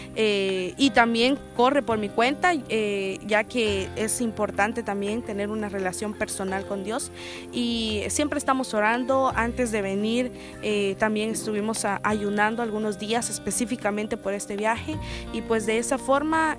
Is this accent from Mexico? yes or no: no; Guatemala; soy de Guatemala